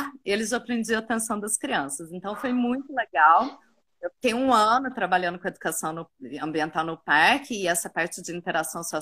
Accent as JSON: {"language": "Portuguese", "region": "Cerrado", "country": "Brazil", "tie": "born there", "said": "E trabalhei muito no Cerrado, porque eu nasci no Cerrado."}